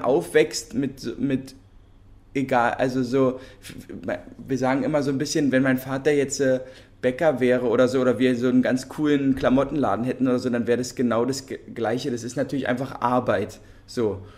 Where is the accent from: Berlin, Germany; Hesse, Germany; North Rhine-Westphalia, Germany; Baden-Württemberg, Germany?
Berlin, Germany; wir sind ja Berliner und in, also Berlin geboren und in Berlin aufgewachsen